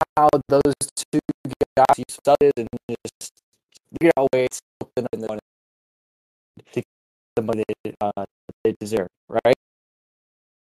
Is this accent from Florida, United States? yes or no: yes; Florida, United States; my hometown of Ormish, Florida